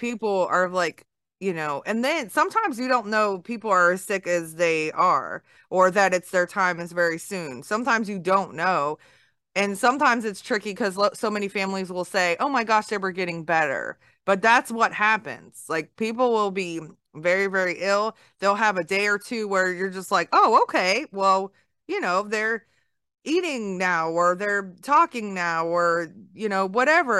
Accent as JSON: {"language": "English", "town": "Baltimore", "region": "Maryland", "country": "United States", "moved": "yes", "said": "I'm from the north. I'm from Baltimore area"}